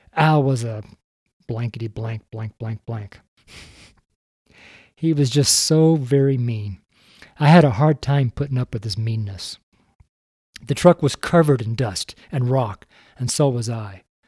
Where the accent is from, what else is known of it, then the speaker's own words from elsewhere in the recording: Reno, Nevada, United States; I'm from Reno